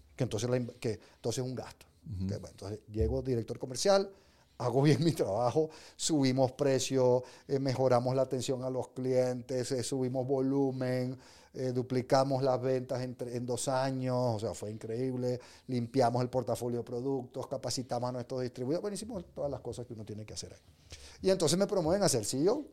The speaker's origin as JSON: {"language": "Spanish", "country": "Venezuela", "tie": "born or raised there", "also_born_or_lived": "England", "moved": "yes", "said": "yo nací en Inglaterra, yo soy, mi pasaporte, gracias a Dios, es británico por los problemas de mi país. Mis padres eran venezolanos, me crié en Venezuela"}